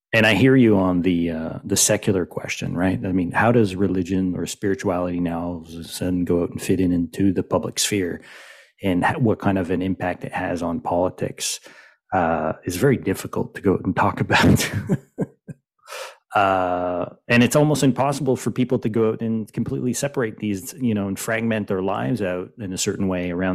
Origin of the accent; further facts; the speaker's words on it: Quebec, Canada; I'm from Quebec as well.